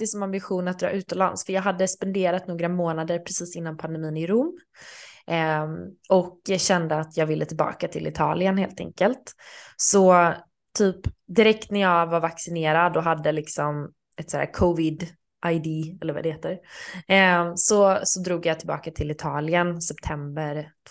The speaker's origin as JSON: {"language": "Swedish", "country": "Sweden", "said": "även när jag var hemma i Sverige i sommar så hyrde jag en lägenhet"}